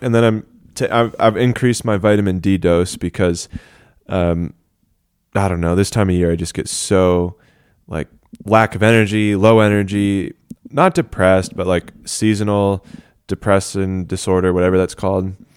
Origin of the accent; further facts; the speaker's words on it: Denver, Colorado, United States; I hail from Denver, Colorado